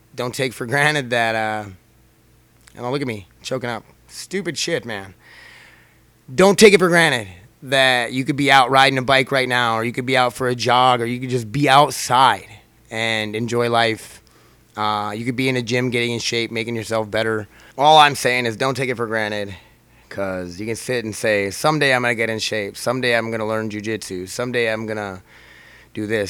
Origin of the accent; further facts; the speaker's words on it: United States; I'm an American, I'm here, I'm a citizen